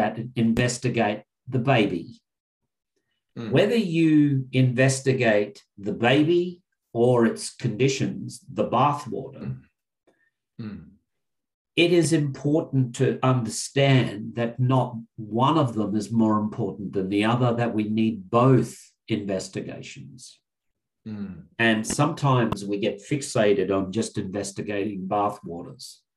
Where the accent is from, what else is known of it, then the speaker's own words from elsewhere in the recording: Narungga, Kaurna, Ngarrindjeri country, South Australia, Australia; I am Narungga, Kaurna, and Ngarrindjeri